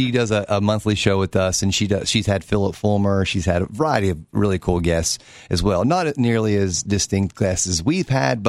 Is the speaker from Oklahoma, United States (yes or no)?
no; Knoxville, Tennessee, United States; you know, hey, where are you from? I'm from Knoxville. Oh, Knoxville.